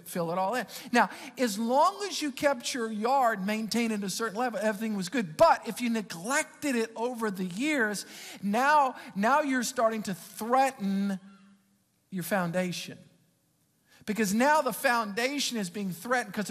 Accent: Metairie, Louisiana, United States; I grew up in Metairie

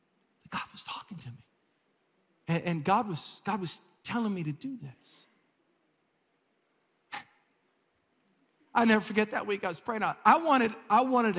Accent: Metairie, Louisiana, United States; I moved in the house that I was raised in Metairie.

